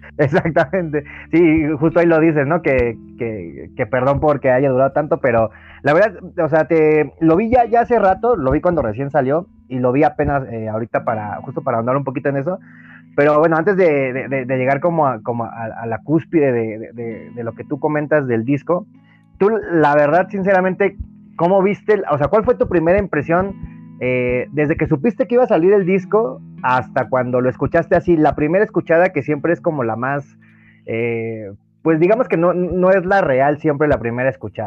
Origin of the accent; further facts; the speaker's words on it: Mexico; uno como, mexicano